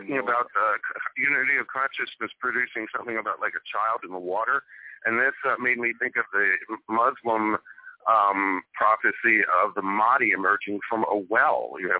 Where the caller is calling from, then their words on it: Philadelphia, Pennsylvania, United States; Hello, Richard. … from Philadelphia.